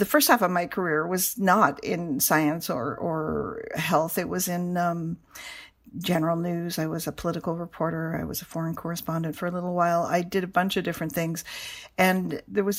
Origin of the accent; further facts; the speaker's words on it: Canada; moved away; I am from Canada, and I was, you know, in Ottawa for Christmas with family